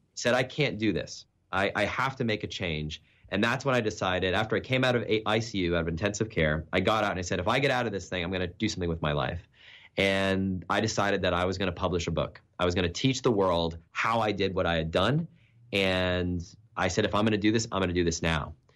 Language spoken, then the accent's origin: English; New Hampshire, United States; now in Texas, United States; I'm a New Hampshire kid. I grew up in the Northeast, cold winters.